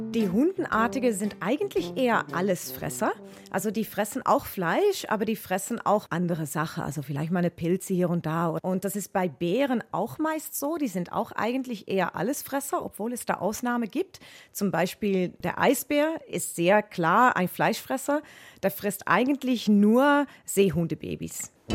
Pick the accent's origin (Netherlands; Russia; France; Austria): Netherlands; German is a second language; now in Munich, Germany; Ich bin ursprünglich Niederländerin, aber arbeite jetzt an der Zoologischen Staatssammlung in München